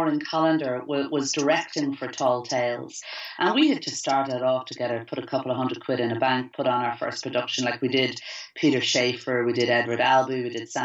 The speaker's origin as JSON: {"language": "English", "country": "Ireland"}